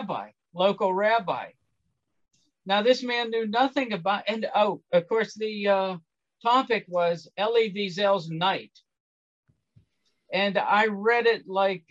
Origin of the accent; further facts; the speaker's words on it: Pittsburgh, Pennsylvania, United States; I grew up in Pittsburgh